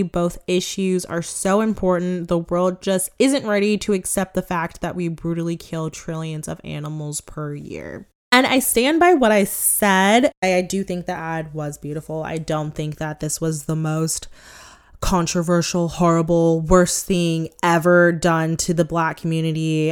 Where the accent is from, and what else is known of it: Sacramento, California, United States; born or raised there